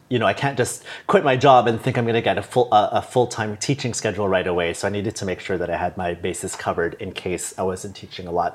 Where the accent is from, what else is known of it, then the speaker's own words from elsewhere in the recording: Toronto, Ontario, Canada; moved away as an adult; also born or lived in Singapore / Dublin / Bangkok / Hong Kong; I'm from Toronto